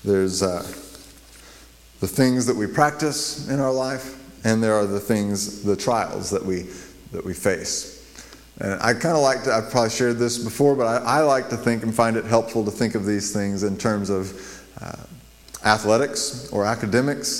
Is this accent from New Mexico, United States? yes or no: yes; Las Cruces, New Mexico, United States; when I grew up in Las Cruces, our um, little church would go and minister to Las Cruces, New Mexico